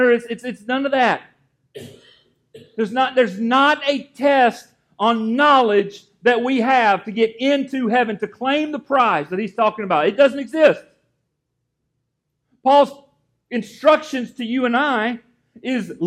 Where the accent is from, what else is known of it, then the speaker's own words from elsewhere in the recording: Gainesville, United States; moved away; that's where Amanda and I are from, that area